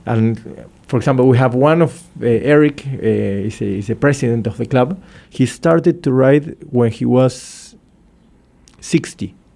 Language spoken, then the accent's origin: English; Argentina; I'm from Argentina, and for for those who knows Argentina, we are very welcoming people